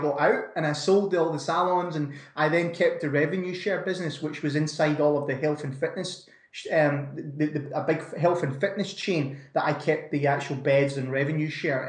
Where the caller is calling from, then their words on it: Scotland, United Kingdom; Not so sunny Scotland, Brandon.